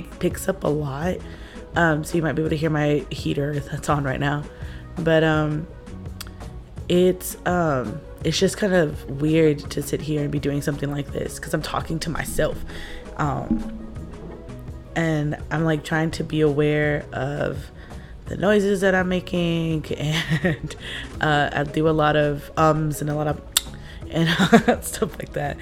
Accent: United States; I'm Mexican American

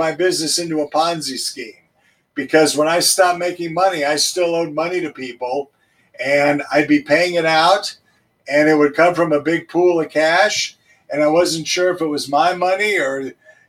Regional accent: Denver, Colorado, United States; I grew up in Denver. I'm a native. I grew up in Hilltop

